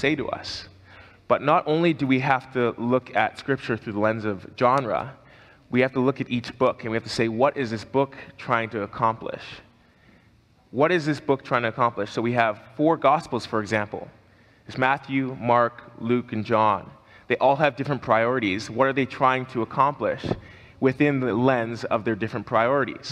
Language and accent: English; Canada; as a Canadian